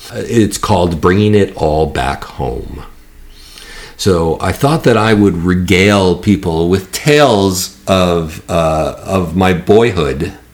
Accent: Holland, New York, United States; also born or lived in Buffalo suburb, New York; I grew up in Holland, New York, which is a rural area about 45 minutes south of Buffalo, New York. It is the land that time forgot, filled with farms

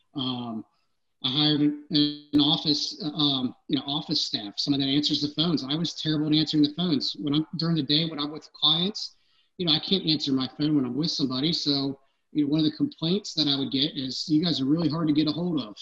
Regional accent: Cincinnati, Ohio, United States; I grew up in Anderson, but I, I lived 30 minutes away

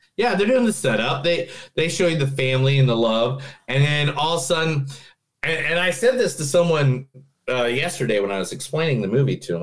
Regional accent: Indiana, United States; I'm from Indiana

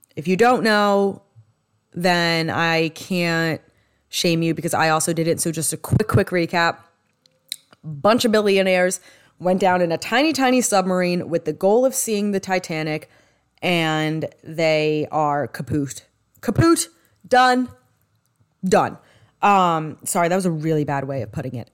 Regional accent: New York, United States; accent: New York; my New York accent

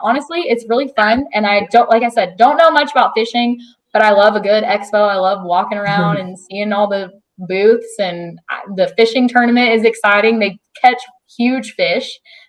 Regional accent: Texas, United States; I'm from Texas, grew up kind of in Texas. So I love Tex-Mex and authentic Mexican food.

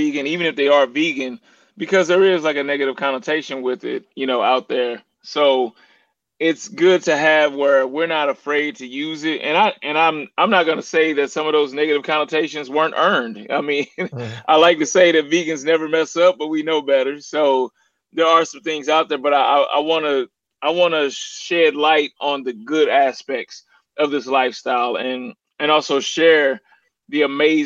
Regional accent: St. Louis, Missouri, United States; I'm from St. Louis, which the area code is 314

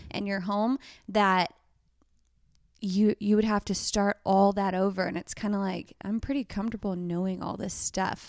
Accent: Texas, United States; moved away as an adult; also born or lived in Bend, Oregon; we're from Texas, y'all

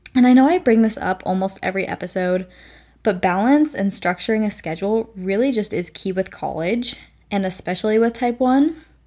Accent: Nevada, United States; moved away as an adult; now in Texas, United States; I come from Nevada, which is a pretty dry desert

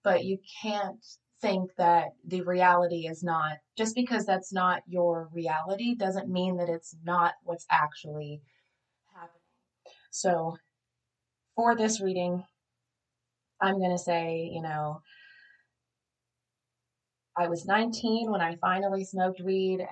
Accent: Southeast Tennessee, United States; I grew up in Southeast Tennessee, and I was adopted when I was 2 days old

